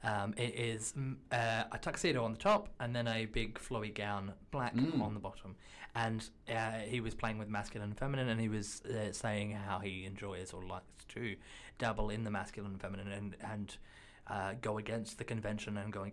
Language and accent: English; London, United Kingdom; I'm hashtag from London, and that's about it.